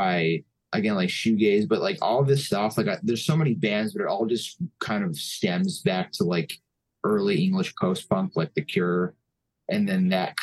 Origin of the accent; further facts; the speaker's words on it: Mountain Top, Pennsylvania, United States; also born or lived in New York; I grew up in Mountaintop, and growing up around here in like the 2000s